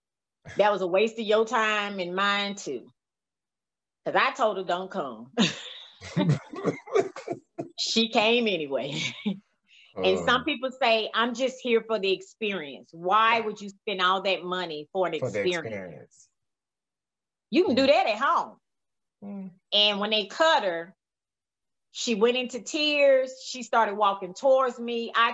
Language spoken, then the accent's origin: English; Mississippi, United States; now in Dallas, United States; Okay. I've been in Dallas now almost 20 years next year. And everybody calls me … And it does not bother me because that's where I'm from.